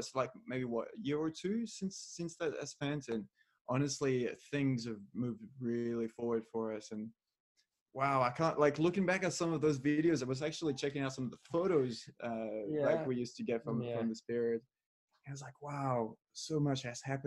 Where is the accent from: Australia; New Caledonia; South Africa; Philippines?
New Caledonia; moved away; also born or lived in New Zealand; I grew up in New Caledonia, a little French island